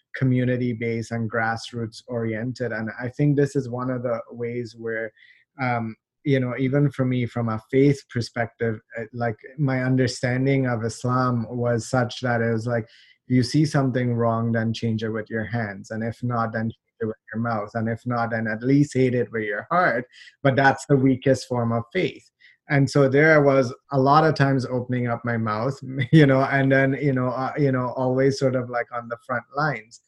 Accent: Trinidad & Tobago; also born or lived in Toronto, Canada; now in Canada; I was born in Canada uh, we moved. Uh, my parents are from Trinidad. They they moved back there, so I grew up there.

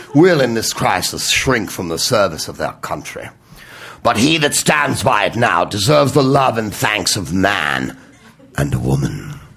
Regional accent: San Carlos, California, United States; also born or lived in San Francisco, California; now in Los Angeles, United States; I'm from San Carlos, California. When I grew up, there were 21,000 people

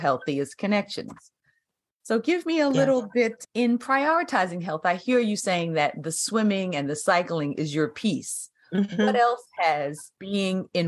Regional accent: New York, United States; we're both from New York. I'm from the Bronx

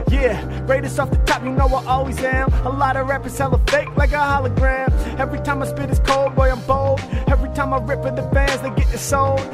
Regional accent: Portland, Oregon, United States; now in Los Angeles, United States; I'm from Portland, it's the Blazers

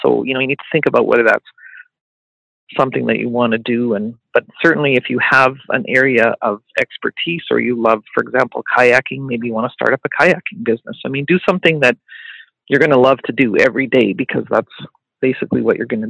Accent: Calgary, Alberta, Canada; also born or lived in Regina, Saskatchewan / Sherwood Park, Alberta; I was not born in Calgary. I was born in Regina, Saskatchewan, and I did live in Sherwood Park, which is just outside of Edmonton, for a few years. And then our family moved to Calgary when I was probably around 11

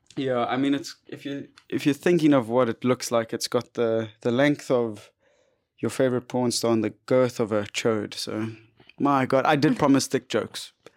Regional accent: South Africa; we're South African

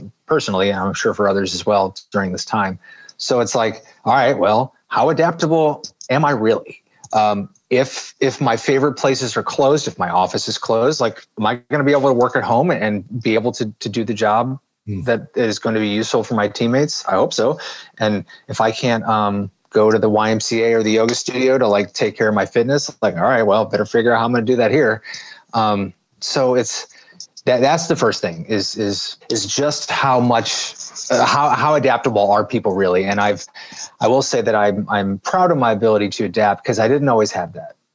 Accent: St. Louis, Missouri, United States; January in St. Louis in my hometown

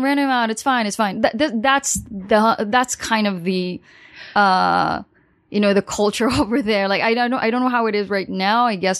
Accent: New York, United States; born there; also born or lived in Los Angeles; I was born in New York, and I did live in Los Angeles

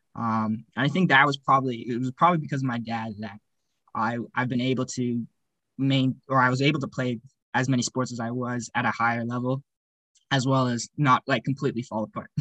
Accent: Cochrane, Alberta, Canada; also born or lived in Calgary, Alberta / Edmonton, Alberta; I grew up in Cochrane from the ages of seven

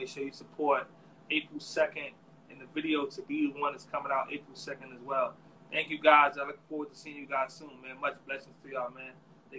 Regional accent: New York, United States; now in Charlotte, United States; I'm from New York originally, but I'm in North Carolina.

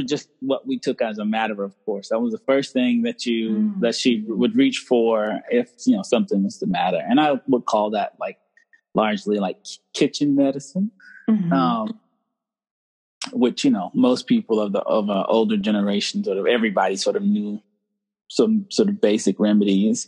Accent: Charlotte, North Carolina, United States; I'm from North Carolina. I grew up in near Charlotte, North Carolina

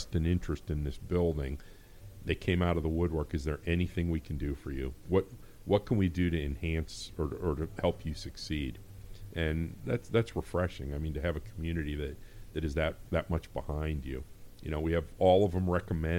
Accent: Hubbard, Ohio, United States; I actually went to school here. I grew up in Hubbard

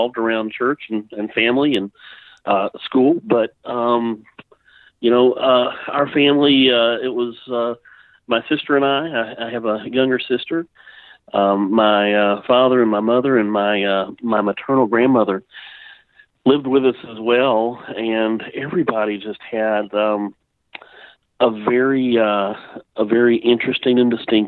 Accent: Fayetteville, Georgia, United States; I grew up here in Fayetteville, Georgia, graduated from Fayette County High School

